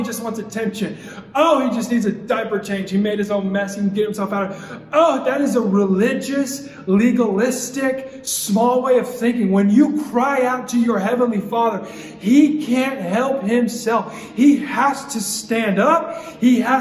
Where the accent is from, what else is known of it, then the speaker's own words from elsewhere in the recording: Nampa, Idaho, United States; moved away; I am from Idaho, and everyone thinks that's like country